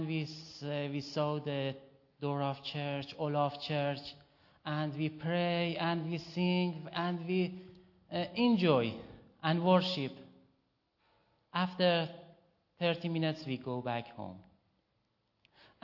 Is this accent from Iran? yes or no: yes; Iran; English is a second language; moved away as an adult; also born or lived in Malaysia; now in Australia; When we were in Iran and we were Christian